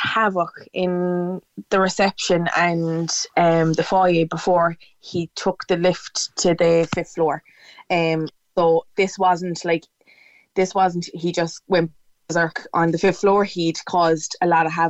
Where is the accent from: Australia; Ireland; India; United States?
Ireland; Cork, Munster; I'm from Cork City